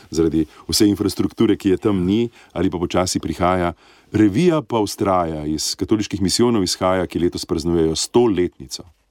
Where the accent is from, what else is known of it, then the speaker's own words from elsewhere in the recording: Slovenia; smo Slovenci zelo ponosni na slovenske misionarke in misionarje